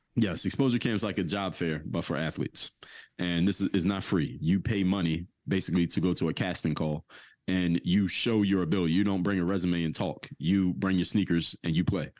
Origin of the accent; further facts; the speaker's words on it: Philadelphia, Pennsylvania, United States; I went to high school at, uh, Seventeenth and Norris, which is right in the middle of Temple's, uh, campus